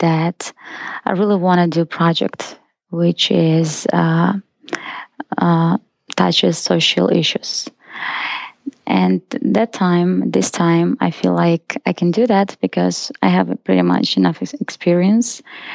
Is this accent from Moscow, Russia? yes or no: no; Izhevsk, Udmurtia, Russia; English is a second language; moved away as an adult; also born or lived in South Korea; now in United States; I was born in Russia and in a small city called Ijevsk.